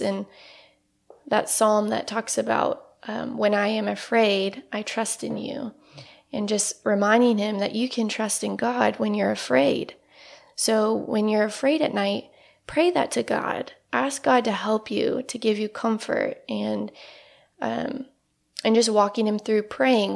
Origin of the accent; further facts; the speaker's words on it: Northeast Indiana, United States; moved away as an adult; now in Evansville, United States; I grew up in Northeast Indiana, and I came down to Evansville to go to school at U S